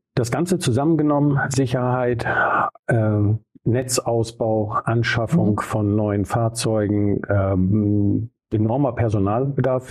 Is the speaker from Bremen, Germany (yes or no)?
yes; Bremen, Germany; ich komme ja aus Bremen-Nord